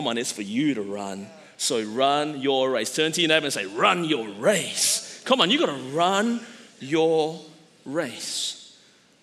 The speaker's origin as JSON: {"language": "English", "country": "Australia", "tie": "born or raised there", "said": "growing up in Australia and being like a relatively small country population-wise"}